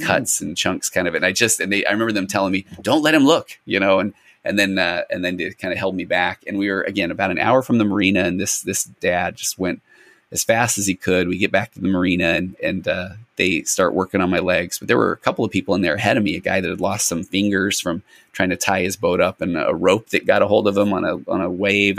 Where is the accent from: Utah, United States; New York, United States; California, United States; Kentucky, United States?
Utah, United States; Sandy; I grew up in Sandy, Utah, and I was one of the only non-members around